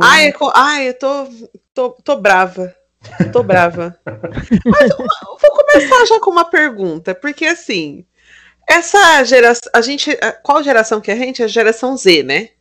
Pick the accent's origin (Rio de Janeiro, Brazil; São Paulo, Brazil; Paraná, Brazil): São Paulo, Brazil; Mogi das Cruzes; born or raised there